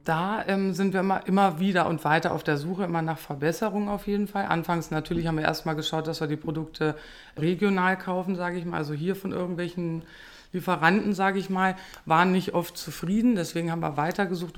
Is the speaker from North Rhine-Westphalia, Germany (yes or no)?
no; Peine, Lower Saxony, Germany; ich komme aus Peine